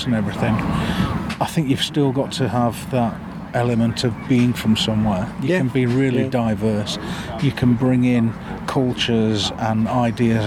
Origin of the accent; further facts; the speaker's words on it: Sheffield, Yorkshire and the Humber, United Kingdom; I'm proud to say I'm a Yorkshireman, I'm proud to say I'm from Sheffield